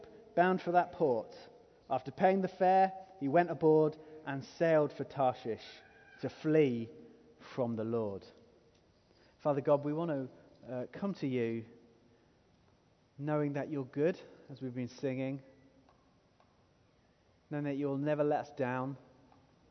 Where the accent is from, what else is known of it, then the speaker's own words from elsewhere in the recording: England, United Kingdom; If we're from England